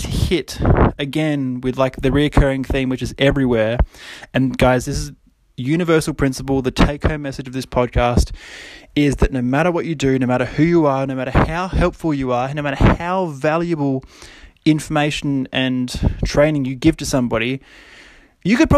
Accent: Australia; especially being like an Australian

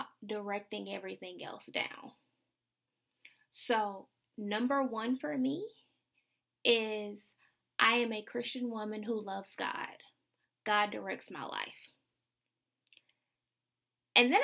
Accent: the South, United States; I'm a Southerner

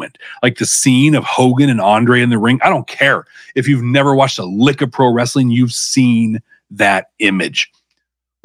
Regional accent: the Northwest, Pacific Northwest, United States; I grew up here in the Northwest

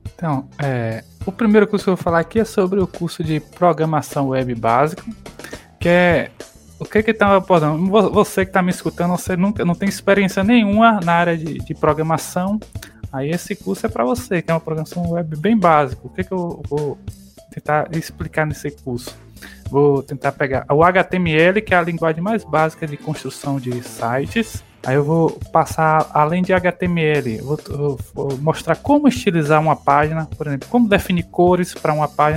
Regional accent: Quaraci, interior of Bahia, Brazil; accent: nordestino; now in Ponte Nova, Brazil; Eu sou do, de Quaraci, que é o interior lá da Bahia

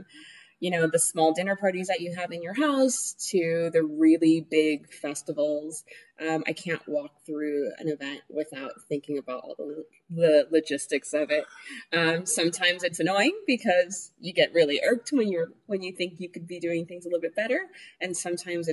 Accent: New York City, New York, United States; first language Spanish; English is a second language; also born or lived in Dominican Republic; So I was born in the Heights, grew up in Inwood until I was about 8 years old

